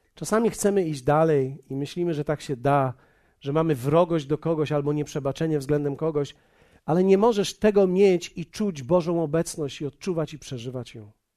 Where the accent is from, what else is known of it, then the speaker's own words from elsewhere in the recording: Poland; my jesteśmy z Polski